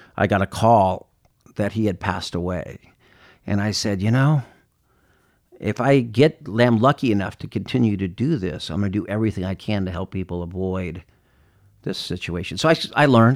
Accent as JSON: {"language": "English", "town": "Claremont", "region": "California", "country": "United States", "tie": "born or raised there", "said": "growing up east of Los Angeles in a city called Claremont"}